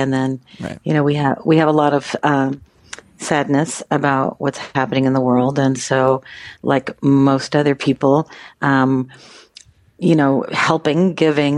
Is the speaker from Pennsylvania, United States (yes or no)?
no; San Diego, California, United States; we grew up in Southeast San Diego